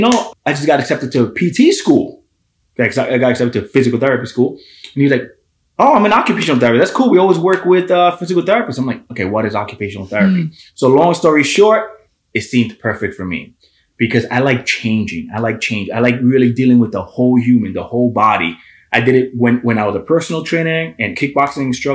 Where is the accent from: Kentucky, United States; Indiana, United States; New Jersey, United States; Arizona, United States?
New Jersey, United States; Hoboken; I'm born and raised in Hoboken, New Jersey